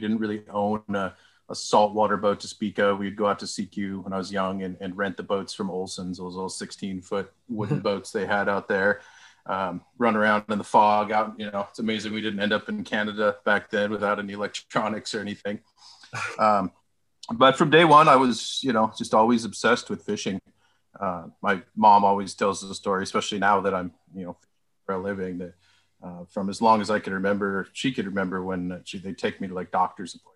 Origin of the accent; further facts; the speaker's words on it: Port Angeles, Washington, United States; I was born and raised up in Port Angeles, out on the Olympic Peninsula.